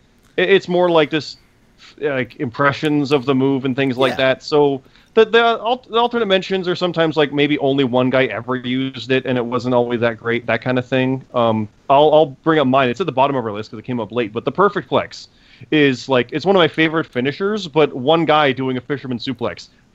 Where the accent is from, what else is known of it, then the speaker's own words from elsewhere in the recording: Canada; we're Canadian, and we didn't care for that one.